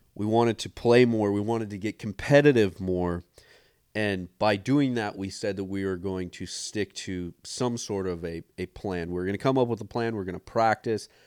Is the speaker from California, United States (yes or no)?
no; Montana, United States; growing up in Montana